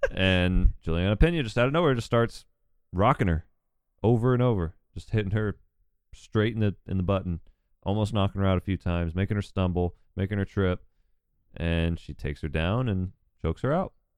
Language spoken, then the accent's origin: English; Newnan, Georgia, United States; I'm from, like, thirty minutes south of Atlanta